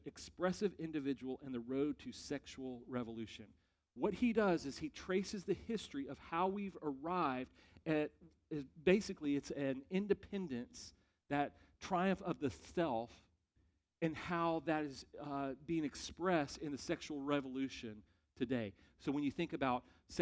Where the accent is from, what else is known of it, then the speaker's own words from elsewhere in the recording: United States; as American Christians